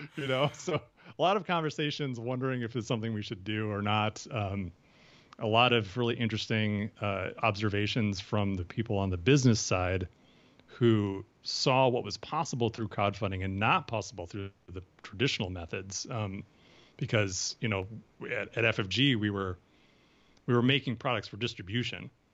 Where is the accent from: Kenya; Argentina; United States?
United States; Ohio; moved away as an adult; also born or lived in Wisconsin / Minnesota; I was born in Wisconsin, which, you know, neighbors Minnesota, uh, but I, uh, moved to Ohio when I was, uh, a teenager, or when I was, when I was younger, I was there for my teen years